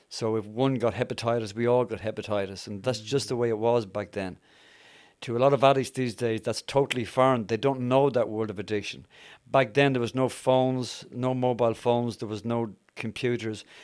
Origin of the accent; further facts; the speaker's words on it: Dublin, Leinster, Ireland; moved away; also born or lived in Yorkshire; I'm Irish, as some of you have probably picked up. I'm from Dublin